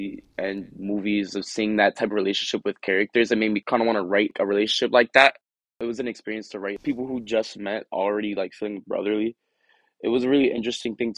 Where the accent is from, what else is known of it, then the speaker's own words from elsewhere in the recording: Elizabeth, New Jersey, United States; where I grew up in Elizabeth is known for being a bad area